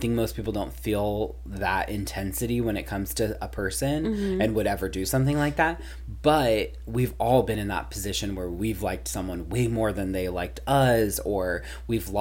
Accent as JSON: {"language": "English", "region": "Missouri", "country": "United States", "tie": "born or raised there", "said": "coming from my home state"}